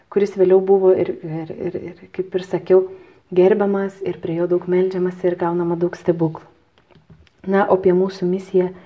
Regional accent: Lithuania; aš esu lietuvė

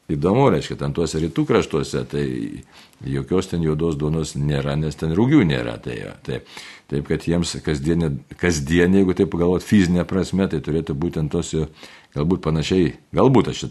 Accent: Lithuania; kaip lietuvė, ne, tai mums lietuviams

